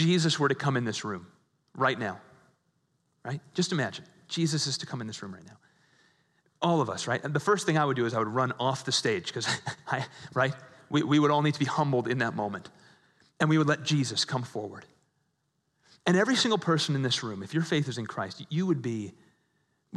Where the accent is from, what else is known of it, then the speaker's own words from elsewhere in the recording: Midwest, United States; a lot of folks in the Midwest, like myself, I was raised in the Catholic Church